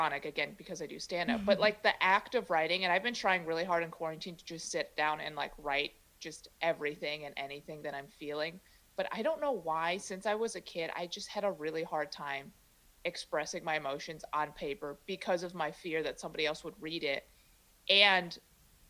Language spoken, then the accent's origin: English; Chicago, Illinois, United States; first language Mandarin; English is a second language; now in San Francisco Bay Area, United States; I was born in the States, and then I grew up in Chicago